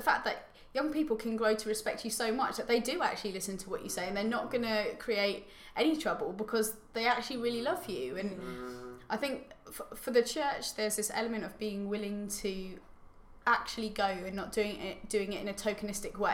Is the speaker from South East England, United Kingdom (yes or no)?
yes; Tunbridge Wells, South East England, United Kingdom; I grew up in Tunbridge Wells in a very nice area